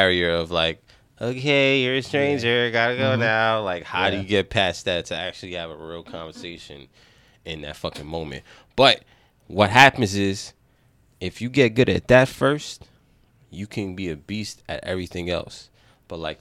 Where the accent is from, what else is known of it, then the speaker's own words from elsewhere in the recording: New York, United States; accent: New York; my New York accent